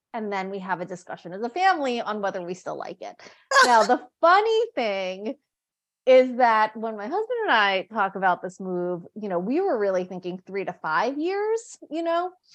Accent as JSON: {"language": "English", "region": "New York", "country": "United States", "tie": "born or raised there", "also_born_or_lived": "India / Korea / Seattle", "moved": "as an adult", "lives_now": "Luxembourg", "said": "my family's from the Philippines. I was born in the States, in New York."}